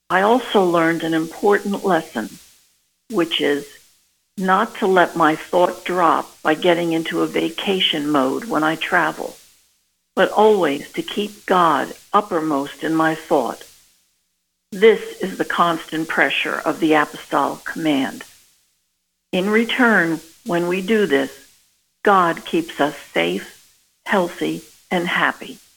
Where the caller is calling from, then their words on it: Arkansas, United States; It's um, it's … I'm from Arkansas.